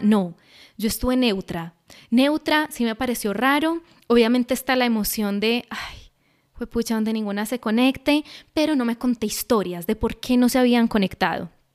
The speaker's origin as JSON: {"language": "Spanish", "country": "Colombia"}